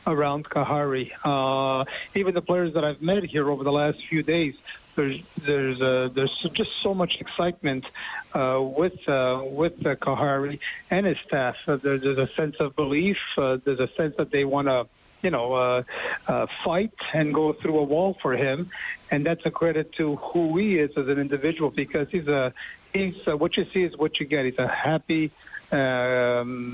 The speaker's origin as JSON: {"language": "English", "town": "Montreal", "region": "Quebec", "country": "Canada", "tie": "born or raised there", "said": "my hometown team"}